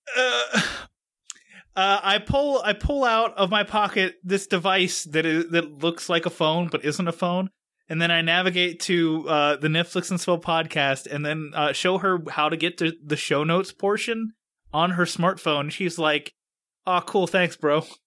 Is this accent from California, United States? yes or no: no; Pittsburgh, Pennsylvania, United States; moved away; I'm from Pittsburgh